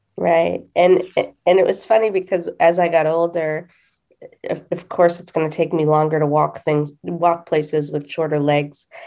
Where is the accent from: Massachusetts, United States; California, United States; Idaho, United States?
Massachusetts, United States; I am from Massachusetts